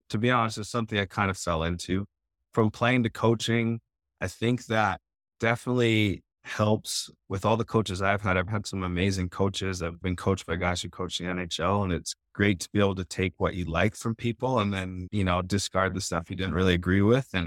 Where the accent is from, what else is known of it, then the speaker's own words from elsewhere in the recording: Alaska, United States; Yeah, it was a pretty cool childhood. I grew up on a homestead, so our closest neighbor was a couple kilometers away.